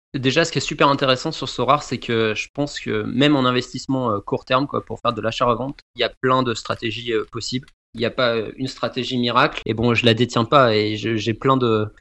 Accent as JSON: {"language": "French", "area": "Bordeaux region", "region": "Nouvelle-Aquitaine", "country": "France", "also_born_or_lived": "Paris region, France", "moved": "as an adult", "lives_now": "Canada", "said": "Je viens de la région bordelaise et après j'ai fait mes études et j'ai commencé à travailler. J'ai vécu une quinzaine d'années après en région parisienne"}